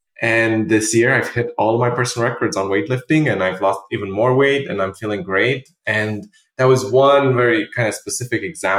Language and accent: English; Romania; English is a second language; moved away as an adult; also born or lived in London; now in New York, United States; so I'm originally from Romania and I lived in London for many years with my previous startup. And then I moved to New York in 2016.